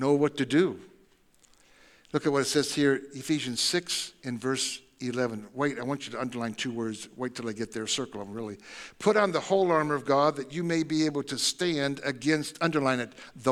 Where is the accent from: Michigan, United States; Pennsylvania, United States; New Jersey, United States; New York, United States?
Michigan, United States; Tecumseh; I grew up in, like I said, Michigan, and I was in Tecumseh, Michigan